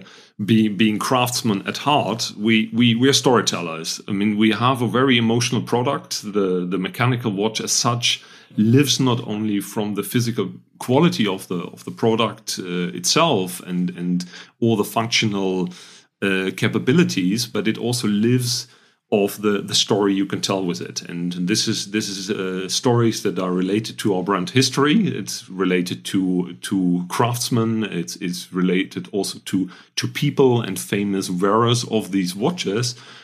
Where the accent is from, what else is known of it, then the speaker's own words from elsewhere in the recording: North Rhine-Westphalia, Germany; I'm German. I'm trained as an industrial designer. So I'm coming from the Rhine area, close to Düsseldorf and Cologne.